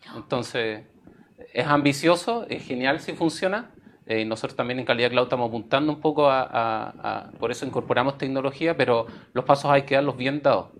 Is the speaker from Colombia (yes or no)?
no; Chile; como cultura chilena